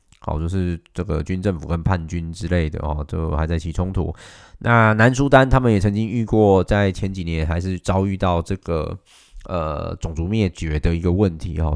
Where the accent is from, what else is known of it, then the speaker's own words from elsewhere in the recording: Taichung, Taiwan; 作为台中人